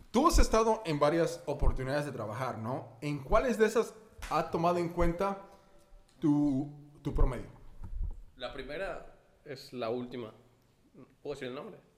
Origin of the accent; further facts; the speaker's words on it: Mexico; O sea, como mexicanos estamos jodidos en el aspecto de que a los 17 años tienes que escoger qué hacer.